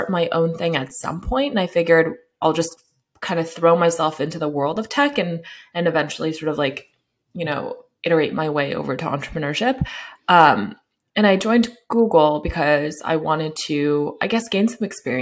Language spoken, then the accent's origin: English; Sacramento, California, United States; I'm in Sacramento. It's where I grew up